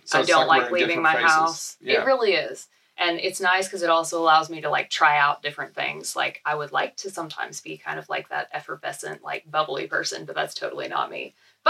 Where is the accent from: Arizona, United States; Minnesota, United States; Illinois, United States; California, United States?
Arizona, United States; I'm from Arizona.